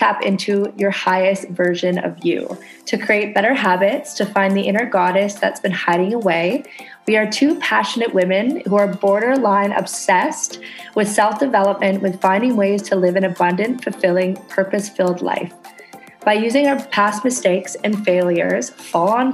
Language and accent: English; Canada; now in Indonesia